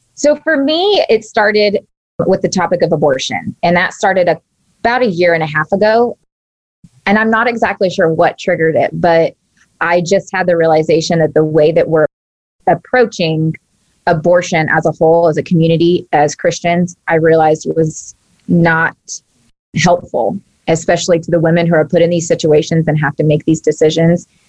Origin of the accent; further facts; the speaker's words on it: Texas, United States; I grew up in Texas and down south